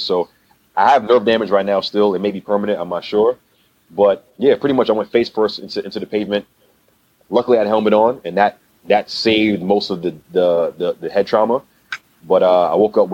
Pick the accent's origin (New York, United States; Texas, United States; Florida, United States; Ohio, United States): New York, United States; we're from New York